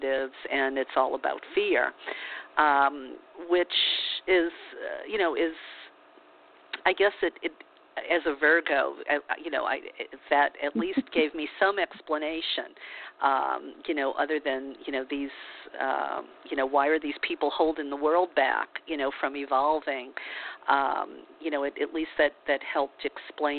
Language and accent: English; New Orleans, Louisiana, United States; I grew up a Catholic in the Bible Belt of New Orleans